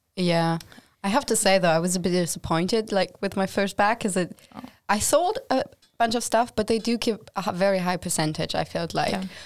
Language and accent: English; Germany; moved away as an adult; now in Linköping, Sweden; I'm also from Germany